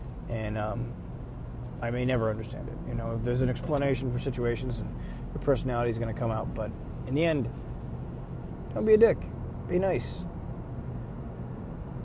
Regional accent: Buffalo, New York, United States; I'm from Buffalo, New York, so it's... You never know what the weather's going to be like

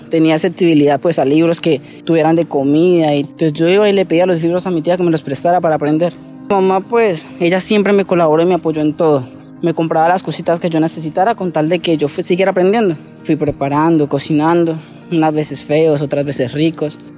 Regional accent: Campo Alegre, Huila, Colombia; soy de Campo Alegre, Huila

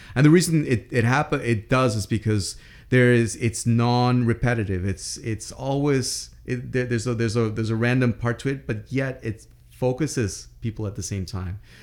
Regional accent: Andes Mountains of Venezuela, Venezuelan Andes, Venezuela; I grew up in the Andes Mountains of Venezuela

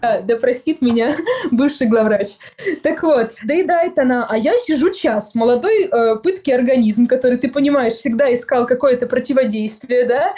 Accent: Kotelnikovo, Volgograd Oblast, Russia; moved away; я выросла в городе, который называется-то городом с недавнего времени. То есть, в принципе, большая деревня

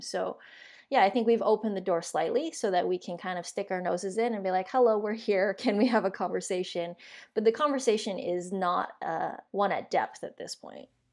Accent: Vancouver, British Columbia, Canada; born and raised in Vancouver

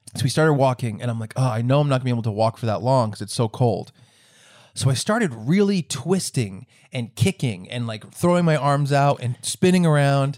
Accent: Rhode Island, United States; I'm in my home state of Rhode Island

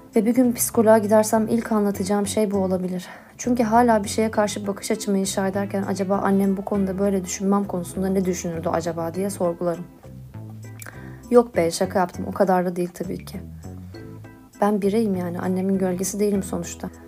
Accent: Istanbul, Turkey; born or raised there

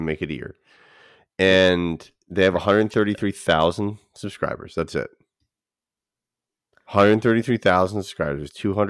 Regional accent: Canada; You just don't like that because I'm Canadian.

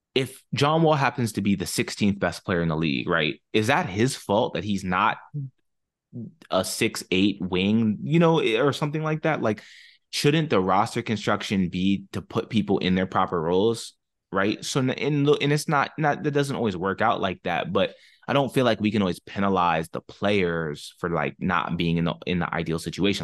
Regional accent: Maryland, United States; now in Northern Virginia, United States; I grew up in Maryland.

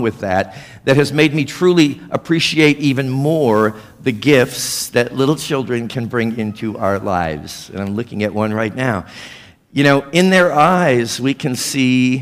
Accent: Missouri, United States; now in South Florida, United States; Missouri? Well, of course, that's my hometown

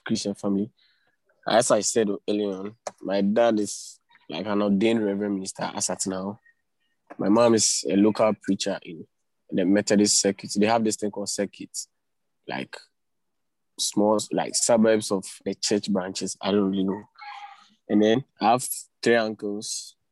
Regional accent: Cape Coast, Central Region, Ghana; moved away as an adult; now in Accra, Ghana; I'm from Ghana. I live in Accra. And then I grew up in Cape Coast, but I did most of my schooling there

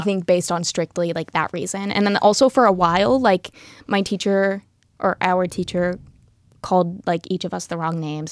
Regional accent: Happy Valley, Oregon, United States; also born or lived in Portland; was born in Portland and raised just outside of there in Happy Valley

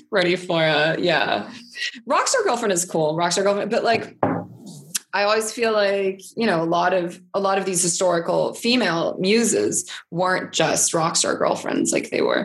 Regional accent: California, United States; now in Vienna, Austria; I was born in California and I grew up there. And then but my family moved

